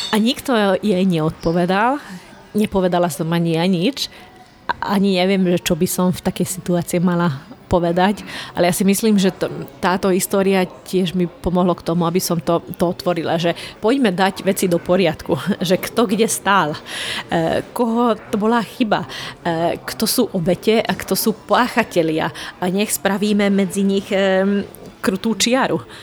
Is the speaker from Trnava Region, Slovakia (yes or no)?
yes; Rye Island, Trnava Region, Slovakia; first language Hungarian; Slovak is a second language; ja som maďarská, maďarka zo Žitného ostrova, takže moja materinská je, reč je maďarčina